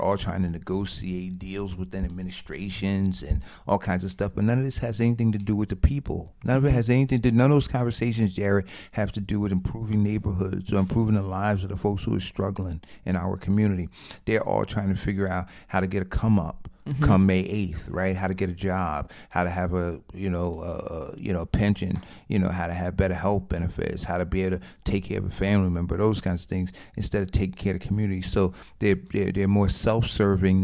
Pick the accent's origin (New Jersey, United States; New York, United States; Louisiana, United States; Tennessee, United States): New Jersey, United States; Newark; I grew up in Newark